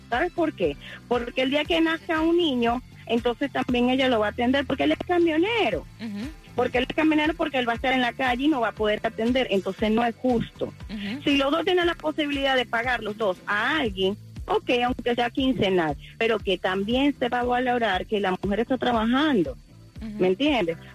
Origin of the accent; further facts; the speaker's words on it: Dominican Republic; Como dicen en mi país dominicano, si quizá ella una blandita.